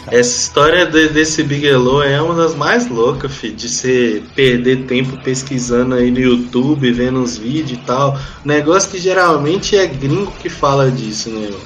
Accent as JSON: {"language": "Portuguese", "region": "Minas Gerais", "country": "Brazil", "said": "eu também sou mineiro"}